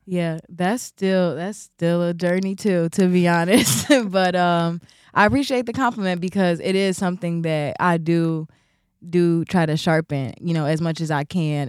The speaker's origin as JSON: {"language": "English", "town": "Chicago", "region": "Illinois", "country": "United States", "tie": "born or raised there", "said": "be born and raised in Chicago, be a real Chicago baby"}